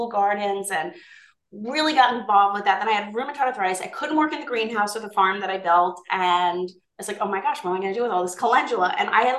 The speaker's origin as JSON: {"language": "English", "area": "Long Island", "region": "New York", "country": "United States", "tie": "born or raised there", "said": "I'm from the Island of Long"}